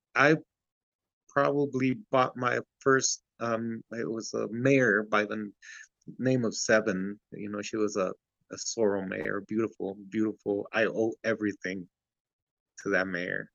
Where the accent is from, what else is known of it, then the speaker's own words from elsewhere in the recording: Santa Ana, California, United States; also born or lived in Ciudad Juárez, Mexico; we ended up in uh, Santa Ana, California, in Garden Grove area